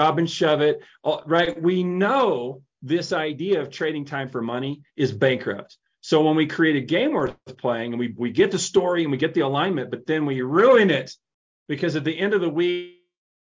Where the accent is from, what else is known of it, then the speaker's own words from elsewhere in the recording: Tennessee, United States; I grew up in Tennessee